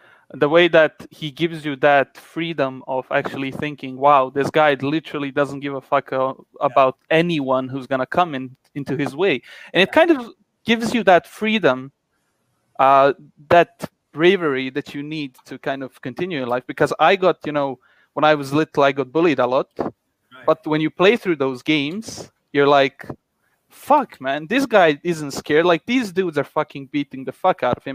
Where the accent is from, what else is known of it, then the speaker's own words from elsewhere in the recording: Bosnia & Herzegovina; English is a second language; I'm from Bosnia.